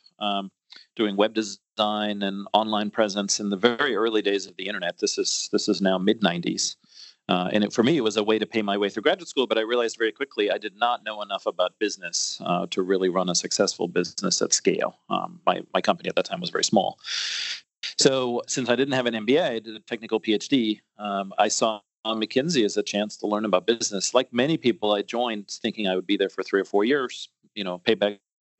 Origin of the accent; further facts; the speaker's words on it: Austria; moved away as an adult; also born or lived in New York, United States; now in United States; I'm from a small town up in the mountains